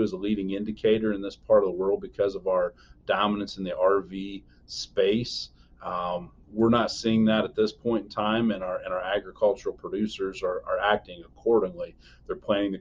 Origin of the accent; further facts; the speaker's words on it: Elkhart County, Indiana, United States; I'm from Elkhart County, Indiana